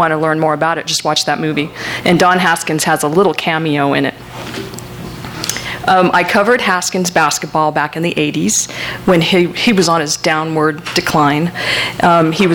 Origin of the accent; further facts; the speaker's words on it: El Paso, Texas, United States; I'm from El Paso